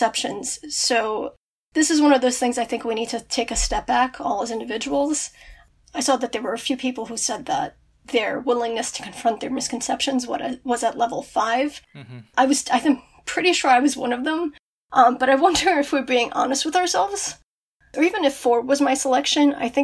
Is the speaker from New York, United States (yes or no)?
yes; Brooklyn, New York, United States; now in Wantagh, United States; I grew up in Brooklyn. I live in Wantagh right now